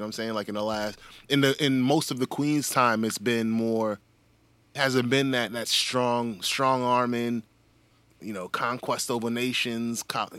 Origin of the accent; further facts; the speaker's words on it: Germany; born there; Shit, I was born in Germany.